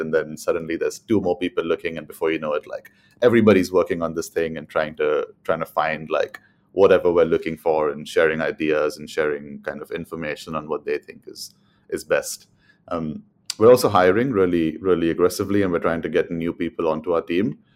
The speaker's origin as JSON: {"language": "English", "town": "Mumbai", "region": "Maharashtra", "country": "India", "also_born_or_lived": "London, United Kingdom", "moved": "as an adult", "lives_now": "United Kingdom", "said": "I'm from Mumbai in India. I moved to the U K in two thousand and fourteen to study economics"}